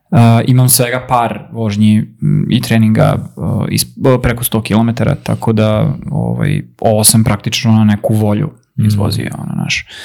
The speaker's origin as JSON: {"language": "Croatian", "region": "Vojvodina", "country": "Serbia", "said": "kod nas gore u Vojvodini"}